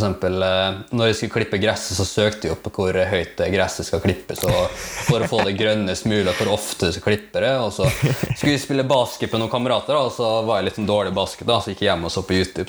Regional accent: Molde, Møre og Romsdal, Norway; also born or lived in Philippines; jeg er da 27 år, fra Molde. Mm. Opprinnelig fra Filippinene. Så lang historie, lang historie kort, da, så ble jeg adoptert når jeg var tre år. Mm. Så da har jeg vokst opp eh, i, i Norge

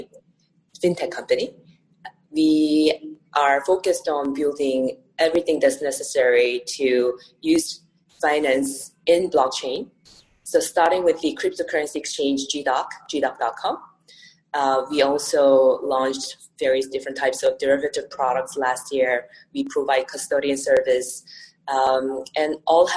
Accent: New York, United States; now in Seoul, South Korea; I grew up in New York, but I've been in Seoul for more than 10 years

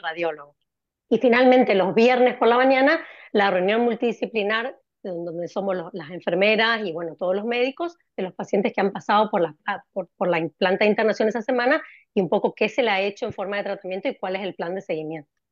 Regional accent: Corrientes, Argentina; moved away as an adult; also born or lived in Spain / London, United Kingdom; now in Cambridge, United Kingdom; soy correntina, pero vivo en el exterior. Me fui de Argentina en el año 2002

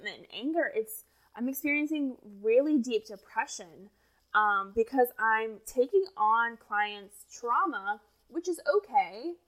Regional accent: Indiana, United States; moved away as an adult; also born or lived in Tennessee; grew up in Indiana

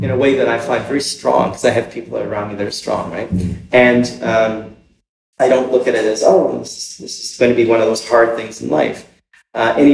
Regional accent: Canada; it's like I often don't talk about myself as being Canadian, right?

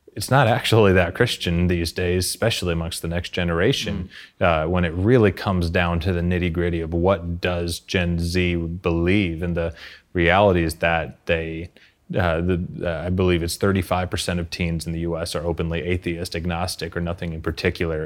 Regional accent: Arkansas, United States; in my hometown in Arkansas in the U S

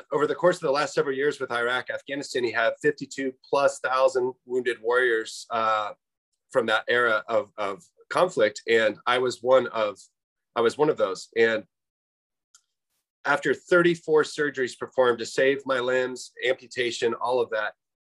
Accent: Phoenix, Arizona, United States; I grew up in Phoenix, Arizona, and I've been out here for about 30 years

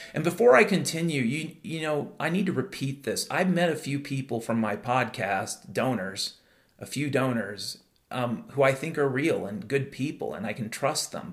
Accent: Mount Vernon, Washington, United States; I grew up in Mount Vernon, Washington in the 1970s.

